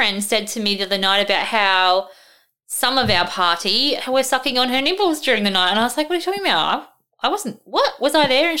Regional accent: Darwin, Northern Territory, Australia; when I was growing up in Darwin, but I am from Darwin

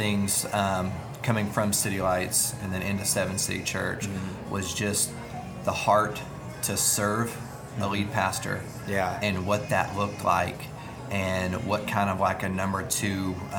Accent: Fort Smith, Arkansas, United States; now in Fort Worth, United States; I'm from Fort Smith

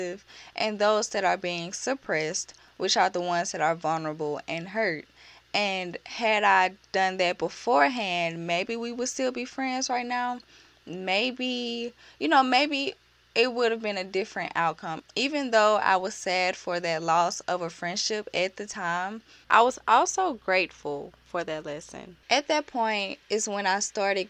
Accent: Birmingham, Alabama, United States; I'm from Birmingham

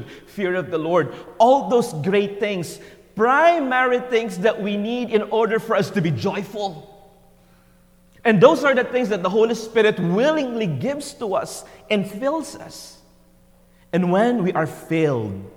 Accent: Philippines; first language Tagalog; English is a second language; moved away as an adult; born in a simple town way back in the Philippines. You know, English was not my first language.

